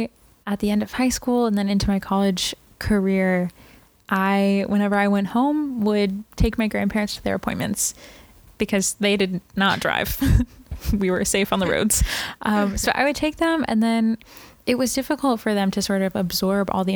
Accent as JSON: {"language": "English", "town": "Brownsburg", "region": "Indiana", "country": "United States", "said": "From a town 20 minutes outside of Indianapolis, right, called Brownsburg, Indiana"}